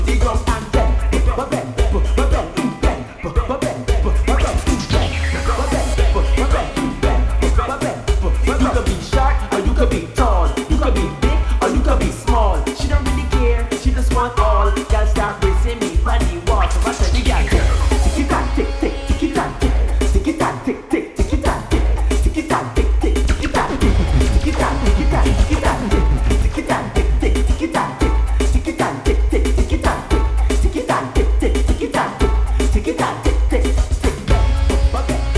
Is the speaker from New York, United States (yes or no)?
yes; New York, United States; also born or lived in United Kingdom / Jamaica; I'm from New York